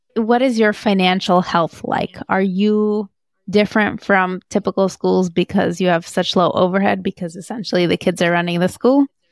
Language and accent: English; Moscow, Russia; moved away; I grew up in Moscow